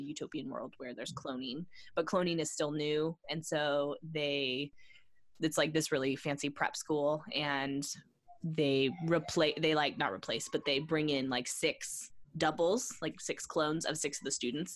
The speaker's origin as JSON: {"language": "English", "region": "the desert in California", "country": "United States", "tie": "born or raised there", "said": "when I moved back to the desert where I grew up in California"}